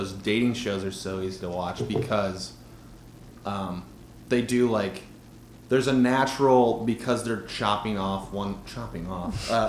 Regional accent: Brookfield, Wisconsin, United States; in my hometown, Brookfield, Wisconsin

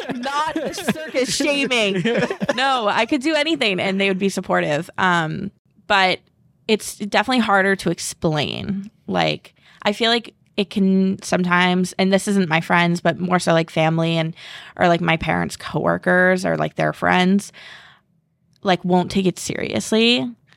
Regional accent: Southborough, Massachusetts, United States; I'm from South Borough, Mass.

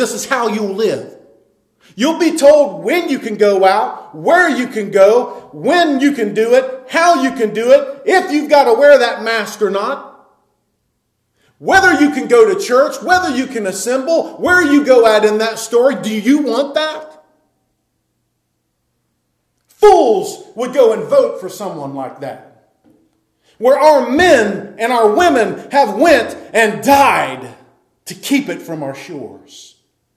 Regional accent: United States; we as Americans

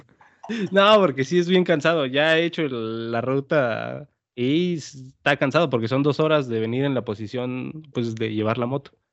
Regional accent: Oaxaca, Mexico; de mi pueblo a la ciudad capital de Oaxaca, que son dos horas de donde yo vivo a Oaxaca

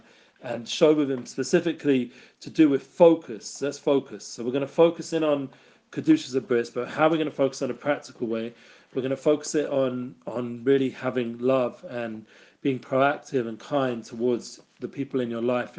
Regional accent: England, United Kingdom; I grew up in England

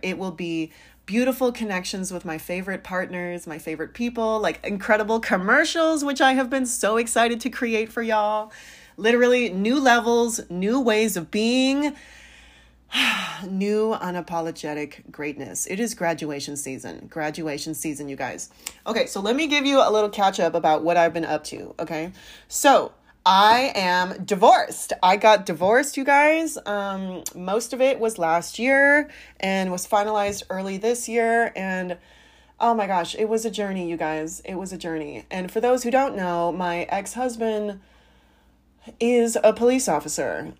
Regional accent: San Francisco Bay Area, California, United States; now in St. Louis, United States; I'm from the Bay, the Bay Area

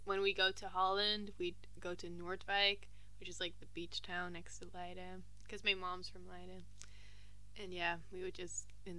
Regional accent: Geneva, Switzerland; born there; I was born in Geneva. And Geneva's the French part of Switzerland. And I'm half French.

